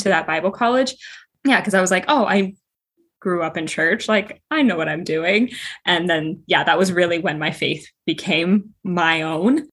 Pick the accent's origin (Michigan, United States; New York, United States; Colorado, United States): Colorado, United States; moved away as an adult; now in Connecticut, United States; I'm originally from Colorado, but I am living in Connecticut right now